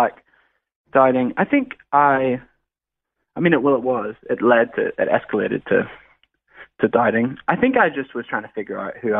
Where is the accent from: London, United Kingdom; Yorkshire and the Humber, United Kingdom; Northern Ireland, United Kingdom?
Northern Ireland, United Kingdom; moved away as an adult; now in Sydney, Australia; Yeah. So I'm actually from Northern Ireland originally, and I was there until I was 18. So I'm an Irish lad.